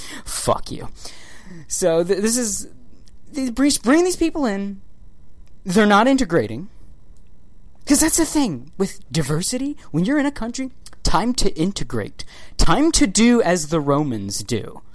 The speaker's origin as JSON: {"language": "English", "town": "Baltimore", "region": "Maryland", "country": "United States", "tie": "born or raised there", "said": "growing up in Baltimore, living in Maryland."}